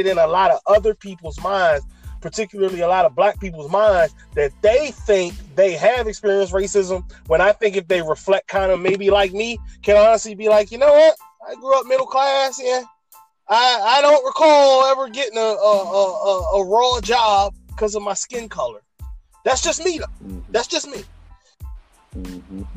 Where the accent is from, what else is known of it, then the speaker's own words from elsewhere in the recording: Maryland, United States; I grew up in Maryland